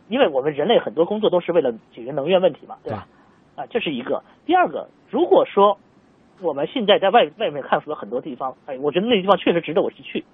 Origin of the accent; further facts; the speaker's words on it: China; 我们中国人